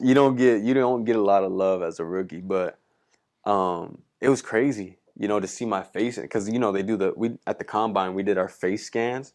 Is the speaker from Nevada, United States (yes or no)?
no; California, United States; moved away as an adult; now in Minneapolis, United States; I'm from California